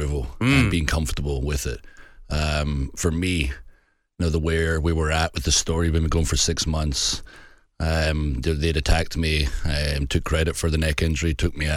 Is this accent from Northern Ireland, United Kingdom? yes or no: no; Scotland, United Kingdom; I'm so Scottish